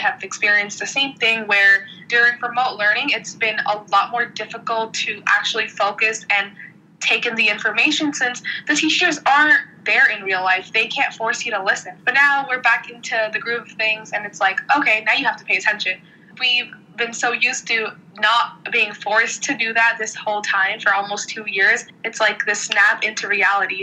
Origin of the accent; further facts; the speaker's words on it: New York City, New York, United States; I'm from the Bronx, and I go to school at Stuyvesant, which is in Manhattan